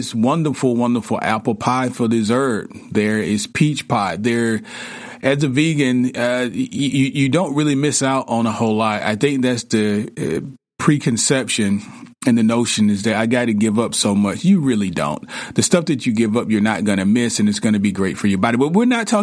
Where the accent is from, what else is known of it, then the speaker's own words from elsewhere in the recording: the South, United States; I grew up in the South